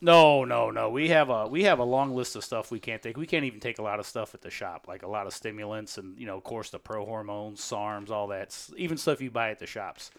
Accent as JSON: {"language": "English", "town": "St. Louis", "region": "Missouri", "country": "United States", "tie": "born or raised there", "said": "Saint Louis as a pro. My hometown"}